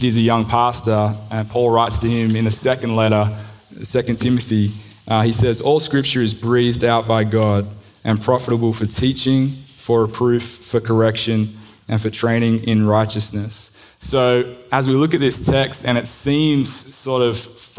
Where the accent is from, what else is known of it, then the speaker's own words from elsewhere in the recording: Sydney, New South Wales, Australia; accent: Australian; moved away as an adult; also born or lived in Crestwood North, United States; now in United States; I grew up in Sydney, came to the US, like I said, in 09